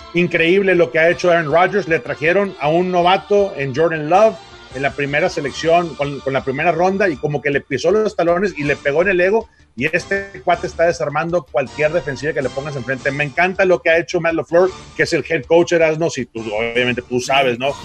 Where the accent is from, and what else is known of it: Mexico